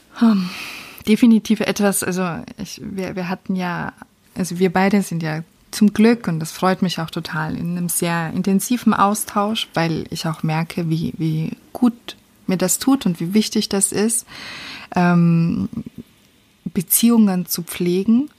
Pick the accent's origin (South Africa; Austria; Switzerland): Austria; now in Germany; als Österreicherin, die in Deutschland Steuern Steuern bezahlt